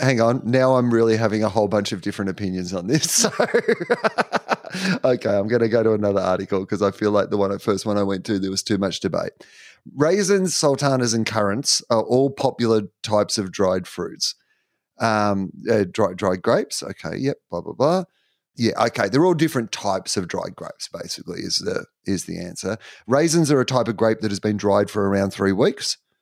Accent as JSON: {"language": "English", "country": "Australia", "said": "I am an Aussie"}